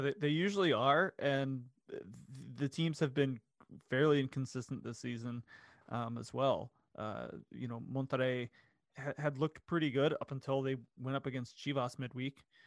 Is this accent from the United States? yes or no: yes; Daytona Beach, Florida, United States; I grew up in Central Florida. Um, I lived in Daytona Beach